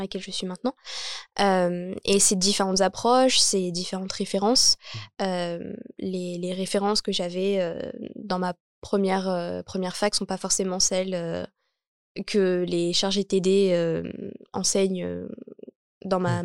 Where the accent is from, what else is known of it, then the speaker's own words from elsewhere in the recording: Champigny-sur-Marne, Île-de-France, France; j'ai grandi donc à Champigny-sur-Marne. Je suis née à Champigny-sur-Marne